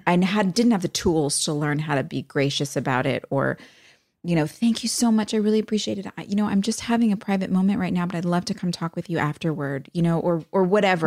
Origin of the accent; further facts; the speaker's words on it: United States; moved away as an adult; also born or lived in New York City, United States / Los Angeles, United States / Wilmington, United States; I grew up in Jersey and in the city